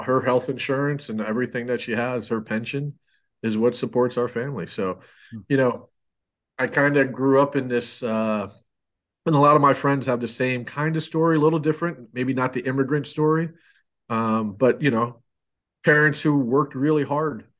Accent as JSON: {"language": "English", "town": "Rensselaer", "region": "New York", "country": "United States", "tie": "born or raised there", "moved": "yes", "said": "I grew up in Rensselaer, New York"}